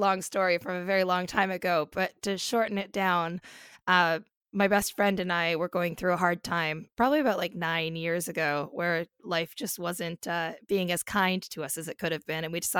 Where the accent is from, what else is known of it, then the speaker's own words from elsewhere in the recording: Comox Valley, Vancouver Island, British Columbia, Canada; moved away as an adult; now in London, United Kingdom; I am from the Comox Valley on Vancouver Island, so the West Coast.